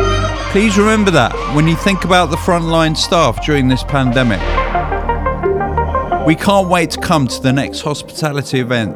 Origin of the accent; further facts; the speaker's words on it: New Zealand; now in Australia; As a Kiwi living in Australia